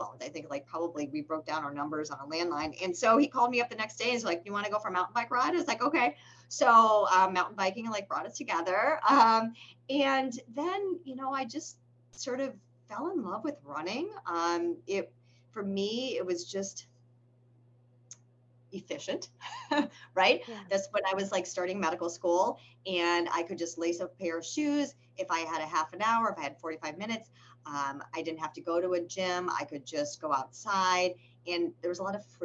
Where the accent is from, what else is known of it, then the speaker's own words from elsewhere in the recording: Massachusetts, United States; moved away; I'm from Massachusetts originally. And all of my relatives live in the Boston area.